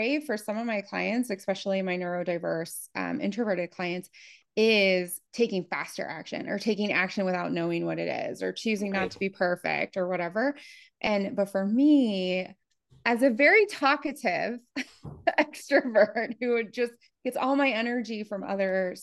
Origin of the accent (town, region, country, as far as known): Appalachia, Midwest of the United States, United States; born or raised there; moved away as an adult; also born or lived in Germany